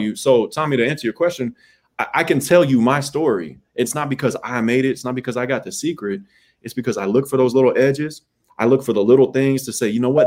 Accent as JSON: {"language": "English", "town": "Arlington", "region": "Texas", "country": "United States", "tie": "born or raised there", "moved": "yes", "said": "I'm from Arlington, Texas, dog. I'm from the middle. My mom and the network I had behind me did a fantastic job of raising my sister and my brother"}